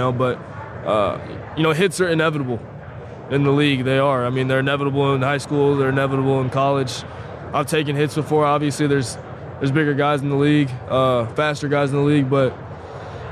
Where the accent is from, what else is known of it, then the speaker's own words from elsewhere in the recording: Dallas, Texas, United States; Dallas-based company, you know, my hometown